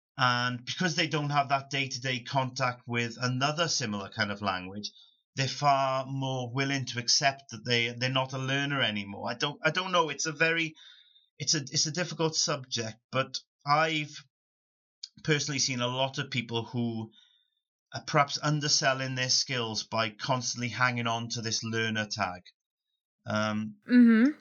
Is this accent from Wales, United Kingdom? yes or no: yes; Rhondda Valley, South Wales, United Kingdom; first language English; I come from South Wales, uh, a, a small place called the Rhondda Valley, and predominantly where I come from, English is the native native language of most people